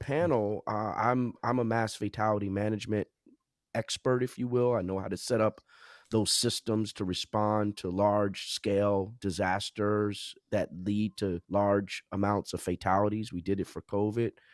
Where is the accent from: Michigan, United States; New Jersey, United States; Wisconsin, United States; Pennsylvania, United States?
New Jersey, United States; also born or lived in South Orange, New Jersey / Princeton Junction, New Jersey; I'm from Jersey, born and raised